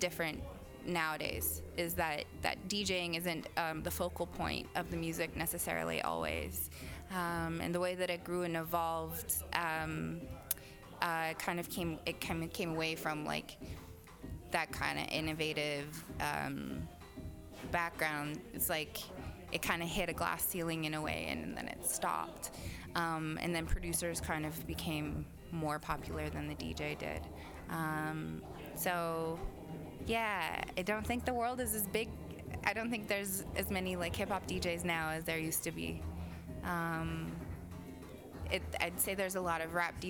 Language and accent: English; Vancouver, British Columbia, Canada; also born or lived in Okanagan, British Columbia; now in Toronto, Canada; I was born in the Okanagan, grew up in Vancouver. I live in Toronto